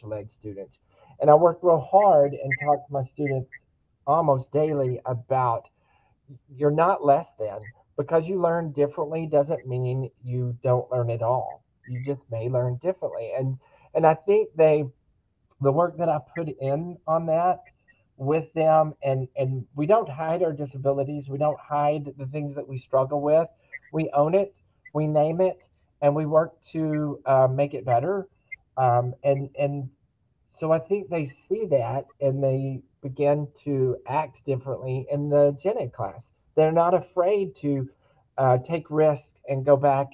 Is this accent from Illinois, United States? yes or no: no; Daingerfield, Texas, United States; I grew up in Dangerfield, Texas, a small 3A school district at the time